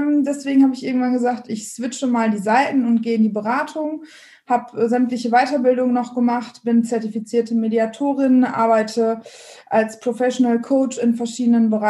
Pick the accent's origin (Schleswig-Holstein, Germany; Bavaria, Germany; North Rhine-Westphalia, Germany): North Rhine-Westphalia, Germany; Dortmund; komme ursprünglich aus dem Ruhrgebiet, bin also ein Dortmunder Mädchen und habe dementsprechend.